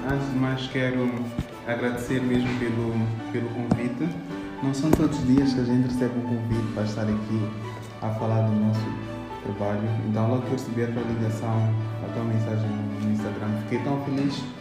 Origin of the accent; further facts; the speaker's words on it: Maputo, Mozambique; como já tinha dito antes, sou jovem moçambicano, nasci aqui em Maputo em 1900 e tal, não é? Então, uh, tenho cerca de 30 anos